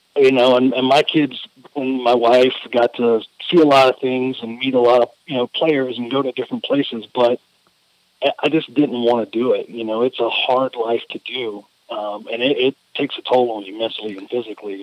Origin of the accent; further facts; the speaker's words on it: Louisiana, United States; growing up in Louisiana